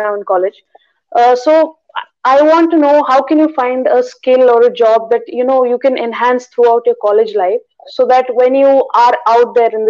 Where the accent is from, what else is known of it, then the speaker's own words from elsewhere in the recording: Delhi, India; I'm from India. I'm from Delhi in India.